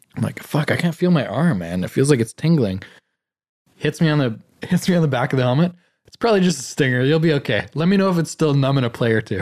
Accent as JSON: {"language": "English", "country": "Canada", "tie": "born or raised there", "said": "being born in Canada in a middle class family"}